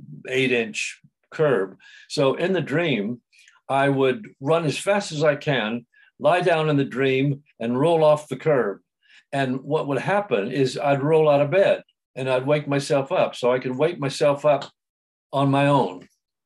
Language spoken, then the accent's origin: English; San Diego, California, United States; I was born in San Diego, in California, and I came from a very loving family